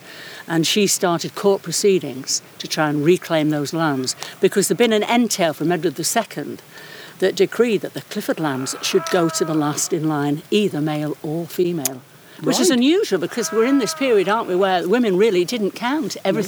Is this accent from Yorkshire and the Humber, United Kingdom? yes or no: yes; York, Yorkshire and the Humber, United Kingdom; now in Giggleswick, United Kingdom; I was born in York, actually, but I live now in Giggleswick, yes, in the Yorkshire Dales.